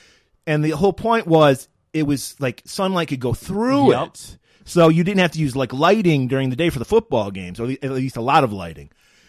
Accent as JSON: {"language": "English", "town": "Pontiac", "region": "Michigan", "country": "United States", "tie": "born or raised there", "said": "I grew up literally 5 blocks away from the Pontiac Silverdome."}